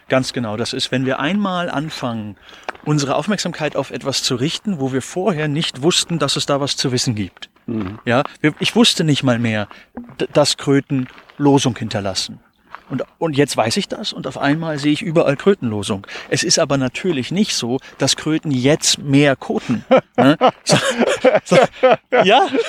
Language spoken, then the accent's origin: German; Hildesheim, Lower Saxony, Germany; ich bin eben in Hildesheim in der Stadt geboren